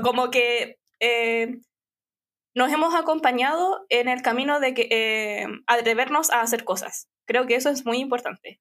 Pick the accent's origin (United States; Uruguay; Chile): Chile; San Bernardo, Santiago Metropolitan Region; no nací en San Bernardo, pero tenía, no sé, un año, dos años cuando empecé a, a ir a San Bernardo. Entonces viví la mayor parte de mi vida en San Bernardo, por 25, 26 años.